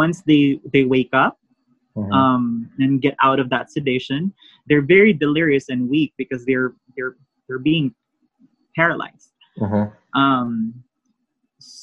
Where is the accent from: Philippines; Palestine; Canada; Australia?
Philippines; now in United States